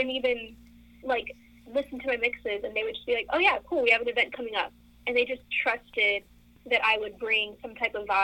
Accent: Rio Hondo, Texas, United States; now in Austin, United States; I grew up in the Rio Grande Valley in a town called Rio Hondo

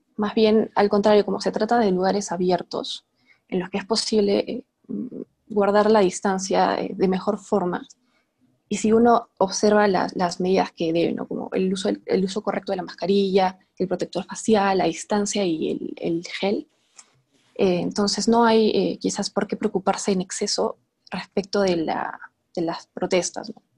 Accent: Arequipa, Peru; Yo soy de Arequipa

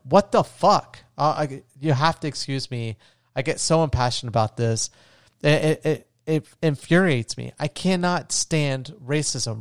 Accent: Florida, United States; where I grew up in Florida

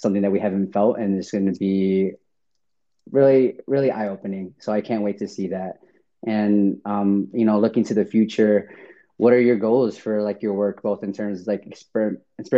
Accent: Chicago, Illinois, United States; I'm from Chicago

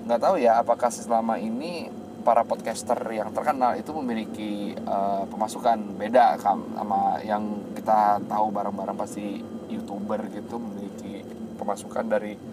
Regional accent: Padang, West Sumatra, Indonesia; nanti menggunakan bahasa Minang karena kita asli dari Padang

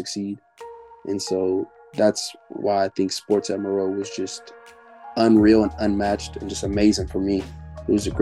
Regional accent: Oakland, California, United States; growing up in Oakland

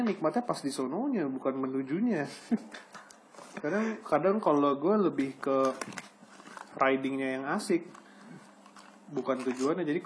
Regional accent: Bekasi, West Java, Indonesia; gue dari dari pinggir Jakarta, bukan Jakarta pinggiran nih, ya.

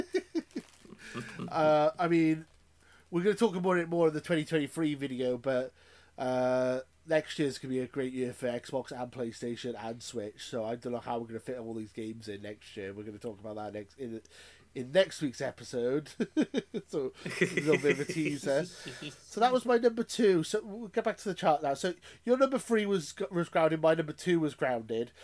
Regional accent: Wales, United Kingdom; I live with my mum, we're from Wales.

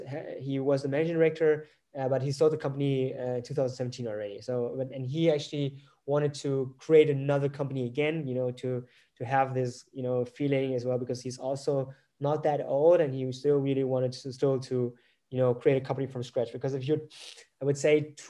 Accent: Germany; I'm not from Vietnam, I'm from Germany

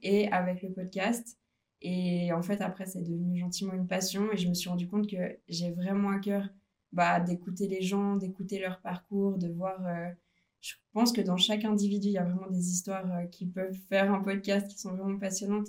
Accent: Lausanne region, Vaud, Switzerland; Je viens de la région de Lausanne

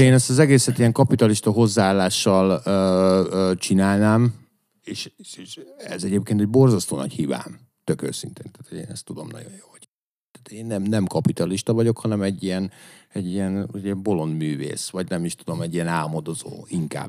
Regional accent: Püspökladány, Hajdú-Bihar, Hungary; moved away; amikor lementünk püspökladányba, mert hogy én onnan származom

